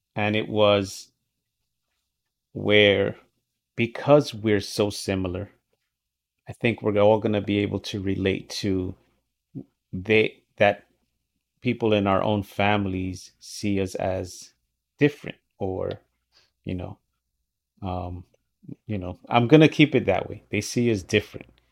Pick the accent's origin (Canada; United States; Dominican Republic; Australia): Dominican Republic; moved away; I was born in the Dominican, right? I was raised by my parents that don't speak English.